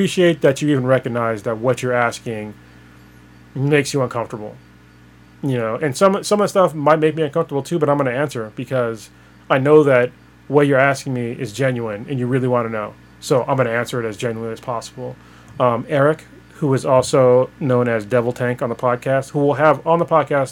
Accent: Newark, United States; we grew up in Newark together

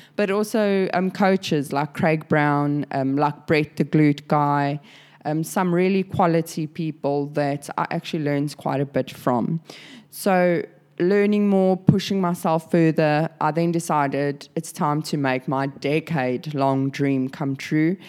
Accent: South Africa; now in Sydney, Australia; I'm a South African now living in Sydney, Australia.

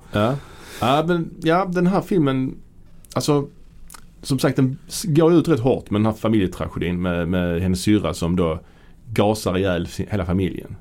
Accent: Sweden; som svensk

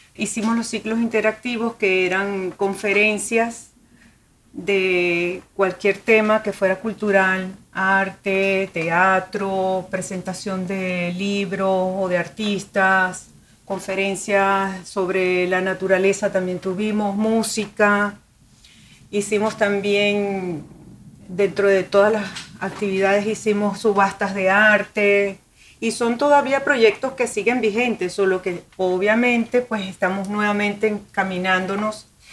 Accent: Venezuela; now in Miami, United States; Soy venezolana de la provincia en Venezuela.

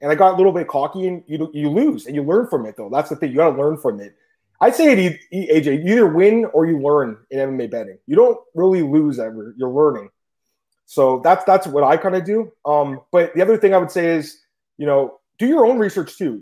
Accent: Canada; I'm from Canada

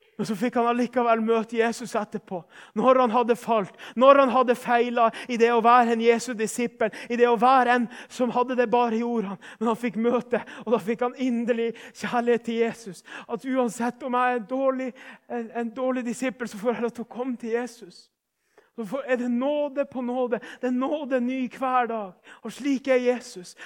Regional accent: Northern Norway, Norway; Vi er fra Nord-Norge

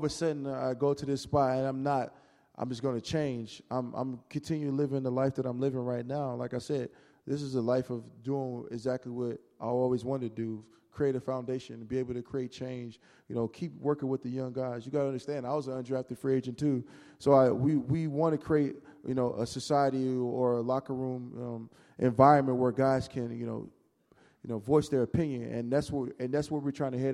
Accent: Texas, United States; moved away as an adult; also born or lived in Louisiana; now in Seattle, United States; I grew up in Texas

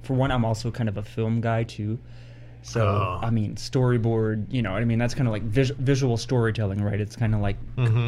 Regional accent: Texas, United States; as a Texan

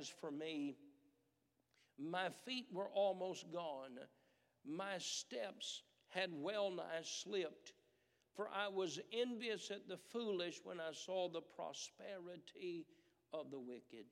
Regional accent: United States; as Americans

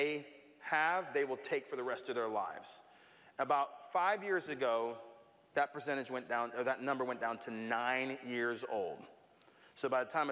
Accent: Tampa, Florida, United States; growing up in Tampa

